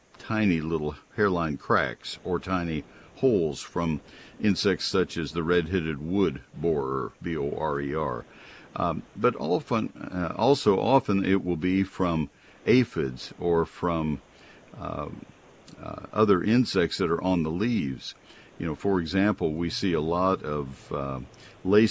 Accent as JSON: {"language": "English", "region": "Texas", "country": "United States", "tie": "born or raised there", "said": "I grew up in Texas"}